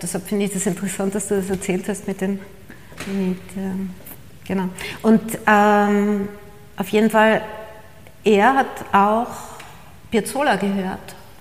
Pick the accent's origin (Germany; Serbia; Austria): Austria; moved away as an adult; also born or lived in Buenos Aires, Argentina / New York, United States / Paris, France / Costa Blanca, Spain; als Österreicherin